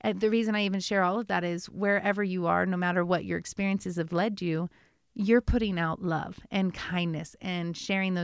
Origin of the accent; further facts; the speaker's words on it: United States; As an American